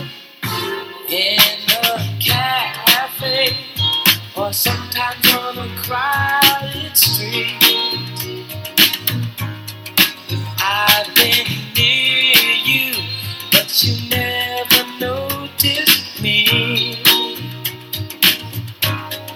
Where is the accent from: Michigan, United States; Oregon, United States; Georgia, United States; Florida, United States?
Michigan, United States; Detroit; moved away; I miss my hometown and I miss Detroit